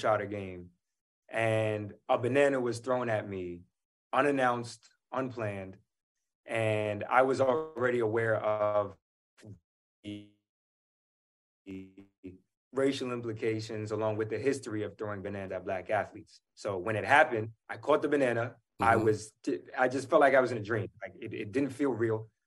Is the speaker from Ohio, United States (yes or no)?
no; New York City, New York, United States; I'm a New Yorker